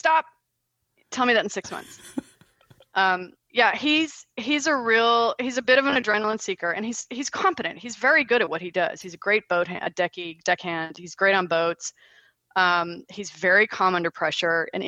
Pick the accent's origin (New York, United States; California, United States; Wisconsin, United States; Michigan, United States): California, United States; Los Angeles; moved away as an adult; also born or lived in Germany; now in Perth, Australia; I grew up in Los Angeles in the 70s. I grew up in the Hollywood Hills in the 70s.